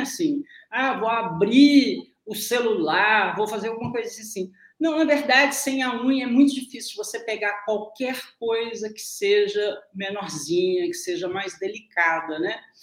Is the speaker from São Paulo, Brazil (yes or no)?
no; interior of Minas Gerais, Brazil; no interior de Minas Gerais, nos anos 60 e 70, a pessoa falava comigo